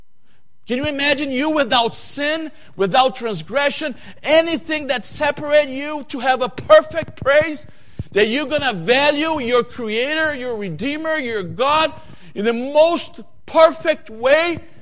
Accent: Brazil; English is a second language; When I come here from Brazil, we don't have that kind of seasons that you guys have here.

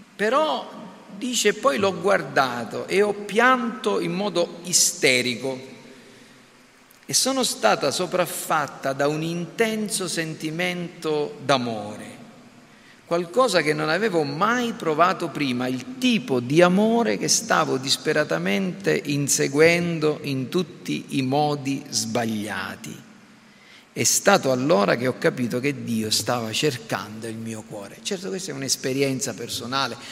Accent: Sicily, Italy; Noi siamo nati in Italia, siamo italiani

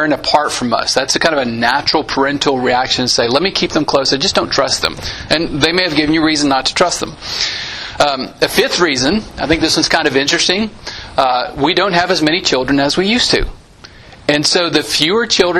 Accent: Santa Anna, Texas, United States; My hometown growing up, Santa Ana, Texas

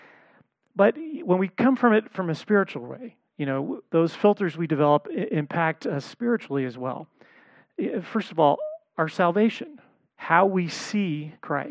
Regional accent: Los Angeles, California, United States; I grew up in the Los Angeles area

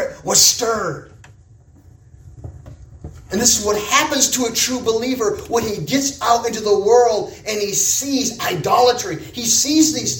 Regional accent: United States; accent: American; I was an American. Okay, so I kind of stood out because of my accent

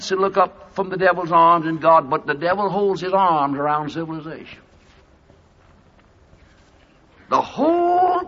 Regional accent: United States; I'm speaking as an American preacher

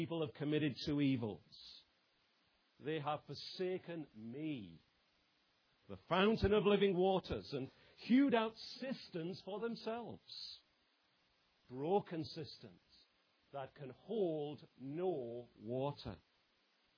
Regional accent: England, United Kingdom; I might say as an Englishman

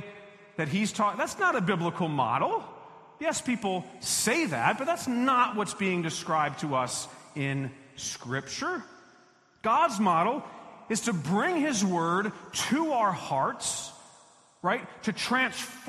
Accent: Florida, United States; moved away; I grew up in Florida, lived there 40 years

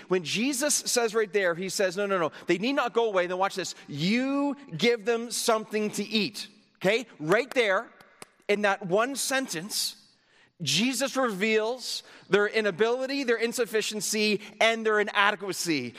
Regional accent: Canada; I come from Canada

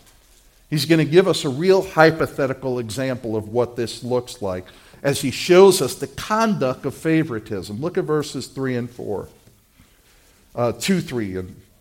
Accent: New York City, New York, United States; When I was a little kid, growing up in Brooklyn

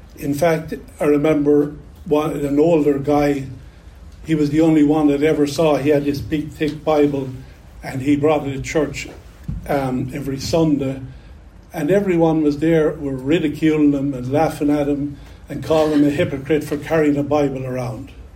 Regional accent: Ireland; accent: Irish; now in United States; I grew up in Ireland in the 1960s.

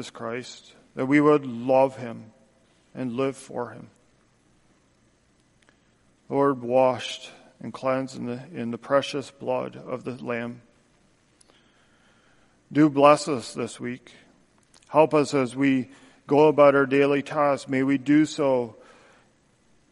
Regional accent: Canada; moved away as an adult; now in United States; as a Canadian, I've been living here for just over five years now

